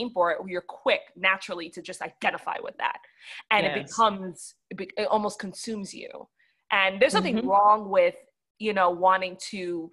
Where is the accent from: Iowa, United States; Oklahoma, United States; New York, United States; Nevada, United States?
New York, United States; now in Atlanta, United States; I'm originally from New York